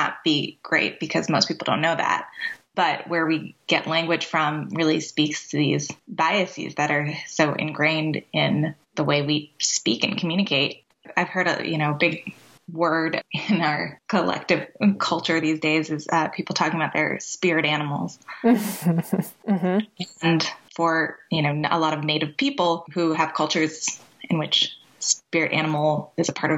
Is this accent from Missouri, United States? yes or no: no; Boston, Massachusetts, United States; I grew up in the Boston area